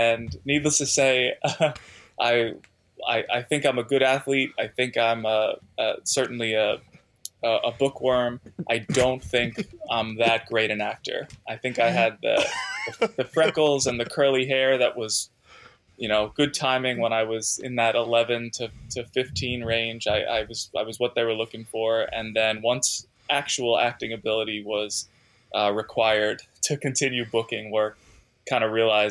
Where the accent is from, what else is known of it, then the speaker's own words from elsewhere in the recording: Melbourne Beach, Florida, United States; moved away; also born or lived in New York; I spent about a decade down in Florida growing up.